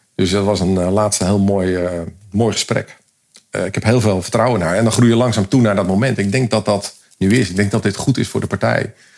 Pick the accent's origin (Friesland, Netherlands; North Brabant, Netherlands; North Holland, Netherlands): Friesland, Netherlands; Leeuwarden; moved away; wij zijn allebei komen uit Leeuwarden, Westeinde